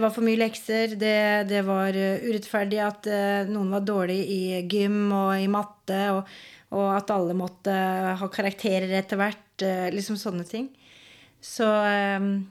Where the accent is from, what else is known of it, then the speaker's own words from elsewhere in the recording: Skien, Telemark, Norway; Jeg er fra Gulset. Har vokst opp der.